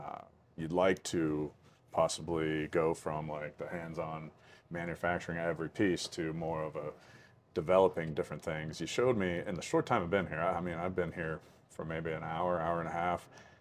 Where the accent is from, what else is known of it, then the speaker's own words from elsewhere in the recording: Pennsylvania, United States; even in my home state, mm-hmm. right here in Pennsylvania